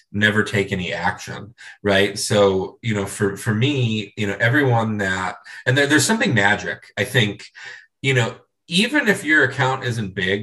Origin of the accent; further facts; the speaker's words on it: Cleveland, Ohio, United States; moved away; I grew up in Cleveland, Ohio